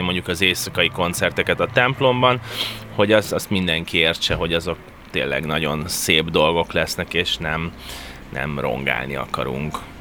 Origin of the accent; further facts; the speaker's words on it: Budapest, Hungary; én Budapesten születtem